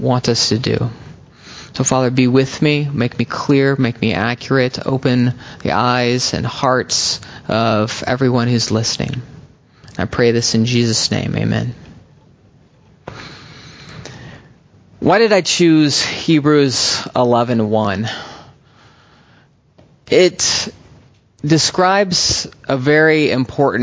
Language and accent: English; United States; moved away as an adult; also born or lived in Texas / Oklahoma / Berkeley, California; I'm a boy and then a young man growing up in Texas and Oklahoma